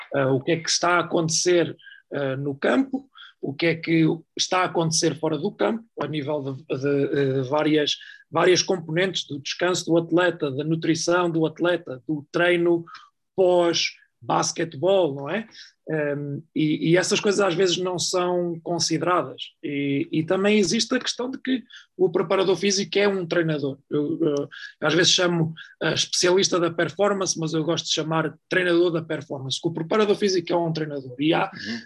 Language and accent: Portuguese; Oliveira do Hospital, Centro, Portugal; moved away; also born or lived in Sweden; minha cidade natal, que é a Oliveira do Hospital